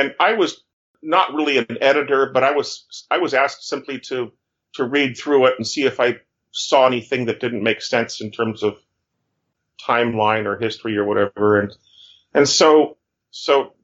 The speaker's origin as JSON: {"language": "English", "town": "Fresno", "region": "California", "country": "United States", "tie": "born or raised there", "moved": "as an adult", "said": "I was born and raised in Fresno, California"}